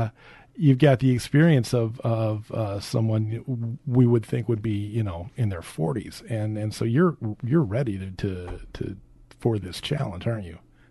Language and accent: English; Minneapolis, Minnesota, United States; I was born in Minneapolis.